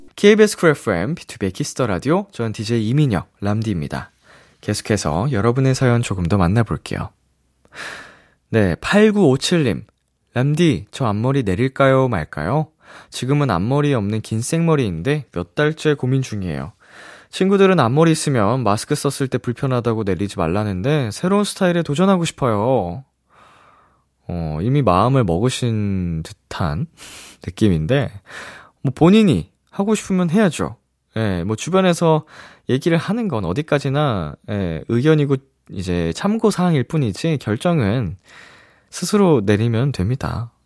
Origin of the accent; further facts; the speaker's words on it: Seoul, South Korea; 어렸을 때 제가 중계동에 살던 살던 시절에